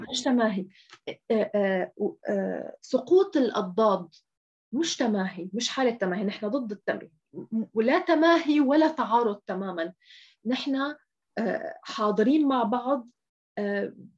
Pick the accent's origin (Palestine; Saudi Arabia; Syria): Syria; نحن حتى كسوريين نحن اليوم مثلا أنا كسورية